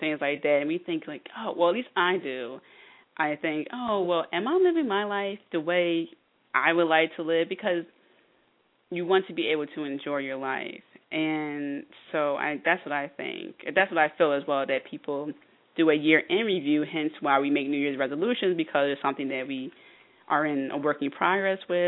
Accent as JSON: {"language": "English", "region": "East Coast", "country": "United States", "tie": "born or raised there", "said": "I'm born and raised on the East Coast"}